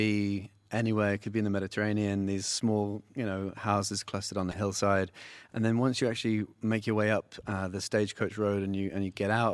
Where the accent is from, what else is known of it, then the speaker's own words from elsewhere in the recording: England, United Kingdom; moved away as an adult; now in Catalina Island, United States; I'm born and raised in England